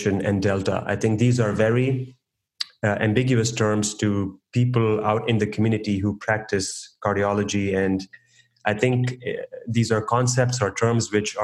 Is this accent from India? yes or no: yes; India; now in Cleveland, United States; my home country, India